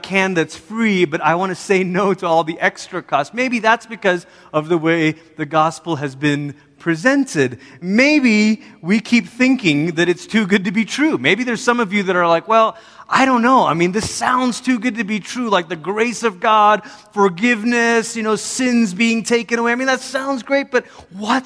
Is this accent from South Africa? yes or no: no; Malaysia; moved away as an adult; also born or lived in Oregon, United States; now in United States; I'm from Malaysia and grew up there. And then when I was 10, my family moved from Malaysia to America. We lived in Oregon for 3 years, moved back to Malaysia during my high school years